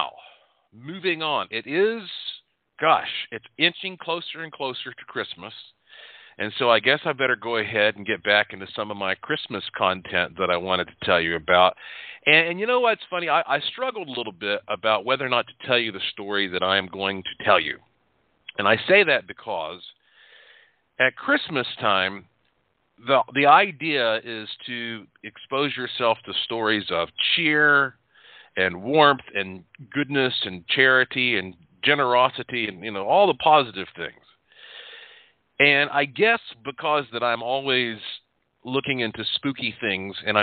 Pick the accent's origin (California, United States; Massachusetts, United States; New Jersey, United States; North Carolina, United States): North Carolina, United States; I am from North Carolina